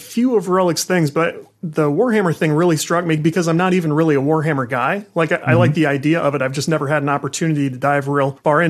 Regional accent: St. Louis, Missouri, United States; I'm from the St. Louis area. There's not a booming game industry market here

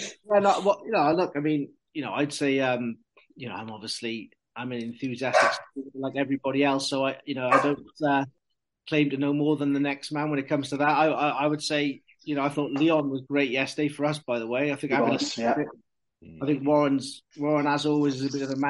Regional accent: Welsh, Wales, United Kingdom; as Welsh people

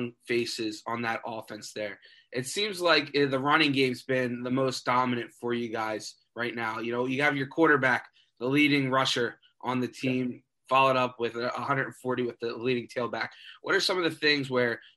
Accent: Philadelphia, Pennsylvania, United States; moved away as an adult; now in Central Pennsylvania, United States; I'm from the Philly area. So, I mean, okay, High school football is pretty big there, too. I went to LaSalle High School

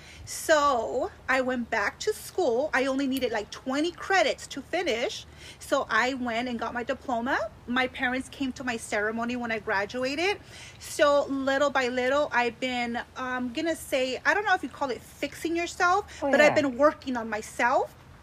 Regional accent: Lynwood, California, United States; also born or lived in Monterey Park; So I was born in Monterey Park. Okay. I grew up in Lynwood.

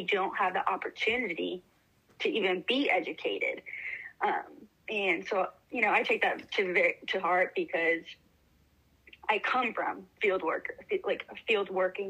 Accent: Marysville, California, United States; also born or lived in Santa Maria, California; now in Chico, United States; I'm here in Chico, California. I'm originally from Marysville, California, the Yuba County area. My entire family lives in Santa Maria, California, though.

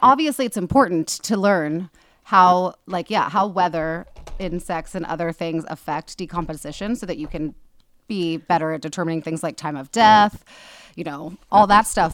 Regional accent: Kansas, United States; my hometown

